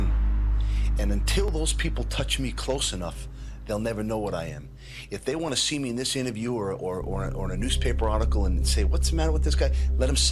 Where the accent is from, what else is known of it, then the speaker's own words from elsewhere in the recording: New York, United States; I grew up in Brooklyn